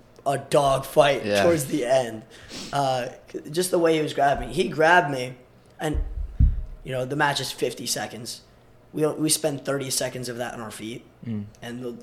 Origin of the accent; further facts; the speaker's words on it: Long Island, New York, United States; moved away as an adult; also born or lived in Belarus / California / Queens, New York / Brooklyn, New York; now in Ithaca, United States; I grew up on Long Island